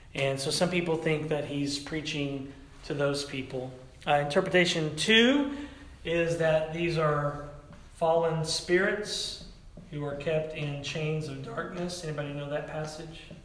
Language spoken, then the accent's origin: English; Tennessee, United States; moved away; growing up in the Pentecostal church in the South, back in Tennessee